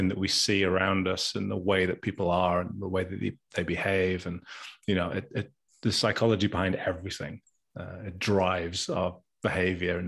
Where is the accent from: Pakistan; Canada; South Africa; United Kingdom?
United Kingdom; Gateshead, North East England; moved away as an adult; now in Sheffield, United Kingdom; I grew up in Gateshead. No one knows where Gateshead is, so I always just say Newcastle.